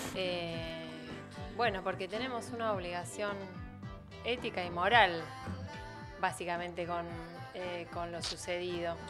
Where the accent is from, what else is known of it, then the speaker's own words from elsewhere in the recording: Tandil, Buenos Aires Province, Argentina; Vecinos de Tandil fuimos